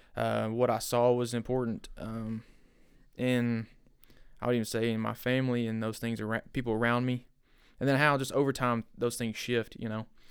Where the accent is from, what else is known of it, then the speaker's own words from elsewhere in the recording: Bryant, Arkansas, United States; I grew up in Bryant